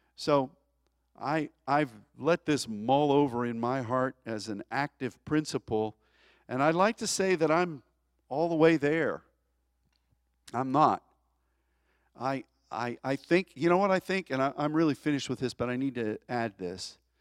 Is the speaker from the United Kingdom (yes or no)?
no; United States; as an American